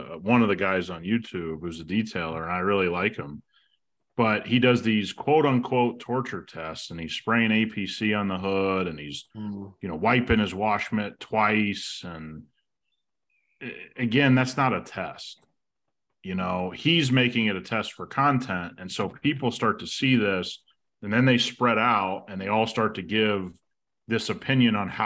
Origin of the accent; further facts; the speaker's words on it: Midwest, United States; we grew up in the Midwest